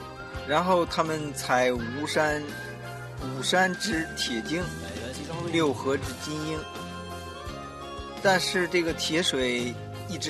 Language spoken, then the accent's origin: Chinese; northern China, China; 三个来自北方的土老帽